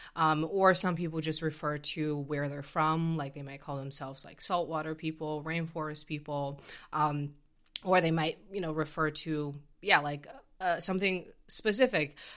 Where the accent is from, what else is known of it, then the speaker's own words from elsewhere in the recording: Canada; I come from Canada